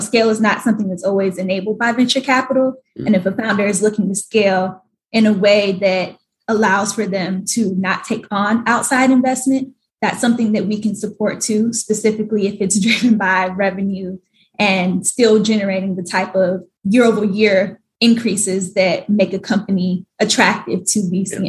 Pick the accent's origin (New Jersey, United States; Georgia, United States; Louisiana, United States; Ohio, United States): Georgia, United States; Atlanta; moved away as an adult; also born or lived in New York / Washington, D.C. / Hawaii; now in Atlanta, United States; I grew up in Atlanta, lived in New York for the past three years